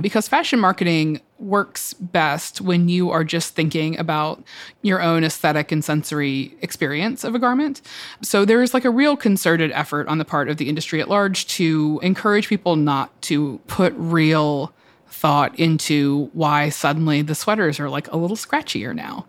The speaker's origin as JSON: {"language": "English", "town": "Atlanta", "region": "Georgia", "country": "United States", "moved": "as an adult", "lives_now": "New York, United States", "said": "I'm from the South. I'm from Atlanta"}